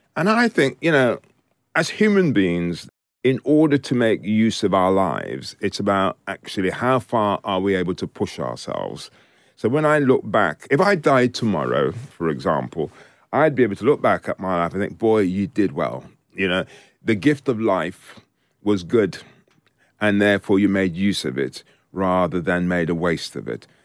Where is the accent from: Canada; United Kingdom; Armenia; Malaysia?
United Kingdom; also born or lived in Jamaica; I was born in Jamaica and I came to this country when I was four years old.